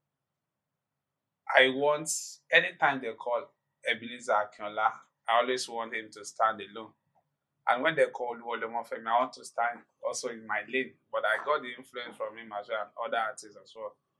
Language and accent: English; Ibadan, Oyo, Nigeria; Growing up in Ibadan, in the interior part of Ibadan